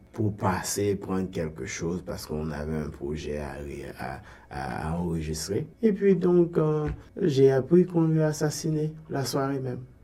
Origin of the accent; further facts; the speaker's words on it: Gonaïves, Artibonite, Haiti; moved away as an adult; also born or lived in Port-au-Prince, Haiti; now in Toronto, Canada; Ogonaïve, bon, en fait, c'est ma ville natale